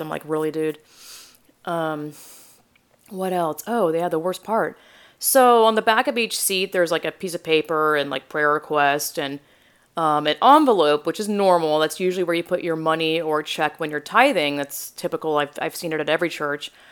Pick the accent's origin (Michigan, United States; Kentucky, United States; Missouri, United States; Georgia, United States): Georgia, United States; moved away as an adult; now in San Jose, United States; I grew up Southern Baptist in Georgia